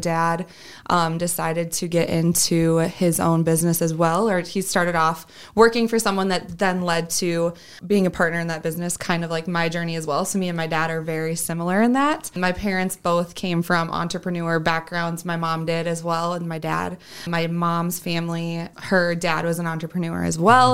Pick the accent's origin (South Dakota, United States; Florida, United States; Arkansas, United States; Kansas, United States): South Dakota, United States; Sioux Falls; I am from Sioux Falls and born and raised here